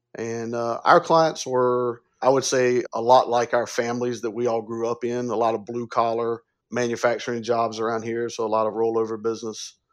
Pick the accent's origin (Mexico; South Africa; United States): United States; upstate South Carolina; I'm from the South. I was born and raised in upstate South Carolina